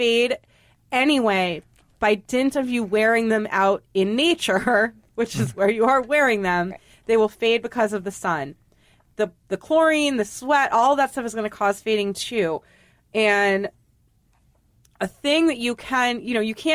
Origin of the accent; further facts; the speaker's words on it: New England, United States; I just was reared in New England